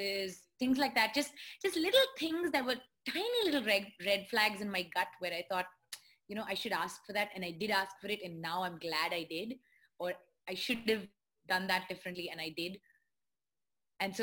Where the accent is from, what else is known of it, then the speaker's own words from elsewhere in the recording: India; being Indian. I don't know whether it's being an Indian woman